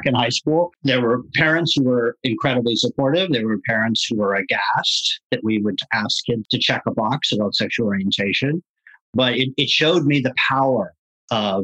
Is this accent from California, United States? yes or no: yes; Marin County, California, United States; growing up in Marin County, California